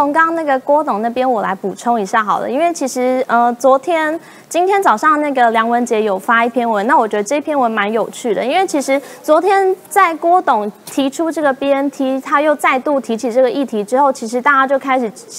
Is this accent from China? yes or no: no; Kaohsiung, Taiwan; 作为一个高雄人